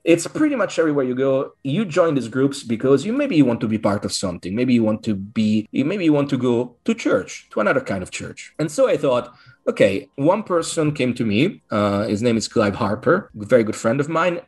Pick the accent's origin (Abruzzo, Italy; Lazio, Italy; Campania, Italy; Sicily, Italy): Lazio, Italy; Rome; English is a second language; moved away as an adult; also born or lived in United States; now in Glastonbury, United Kingdom; I was born in Rome, Italy